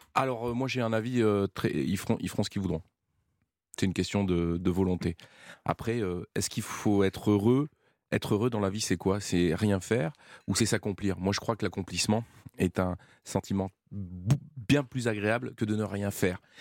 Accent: Valence, Auvergne-Rhône-Alpes, France; gamin, chez moi, manger beaucoup de légumes. Pourquoi manger beaucoup de légumes Parce que je suis né à Valence

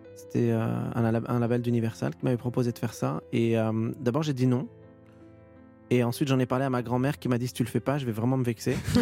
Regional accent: Étampes, Île-de-France, France; j'ai grandi, heu, à Étampes et je suis resté dans le coin

